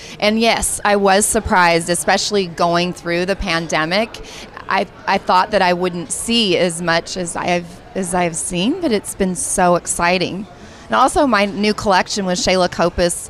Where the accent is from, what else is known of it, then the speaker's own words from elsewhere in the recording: Pacific Northwest, United States; also born or lived in the South; now in Southern United States; I'm from the Pacific Northwest